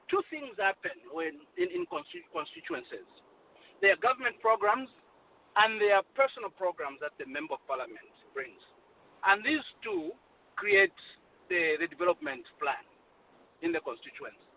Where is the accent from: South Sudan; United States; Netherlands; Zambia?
Zambia; Kankoyo, Copperbelt Province; But I'm from Kankoyo. I grew up in Kankoyo, and I saw the the dilapidation and uh, a just a community left behind, and uh, my parents live there, my sisters live there, everyone lives there.